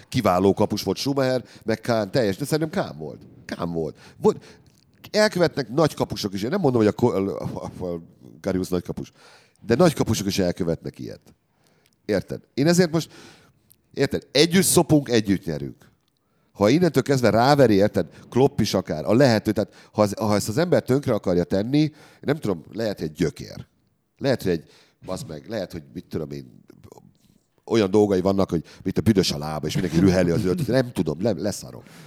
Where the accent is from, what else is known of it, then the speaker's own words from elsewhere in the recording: Debrecen, Hajdú-Bihar, Hungary; Én debreceni vagyok, és Debrecen szurkoló volt.